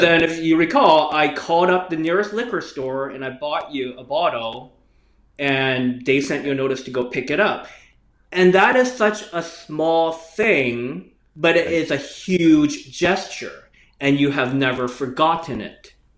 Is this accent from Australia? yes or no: no; Canada; I grew up in Canada